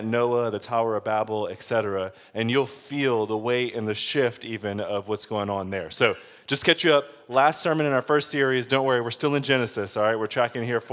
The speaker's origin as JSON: {"language": "English", "town": "Detroit", "region": "Michigan", "country": "United States", "said": "I'm from Detroit"}